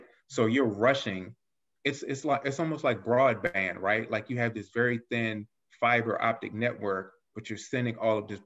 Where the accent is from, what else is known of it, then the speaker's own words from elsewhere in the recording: Alexandria, Virginia, United States; I grew up in Arlandria, Chitilagua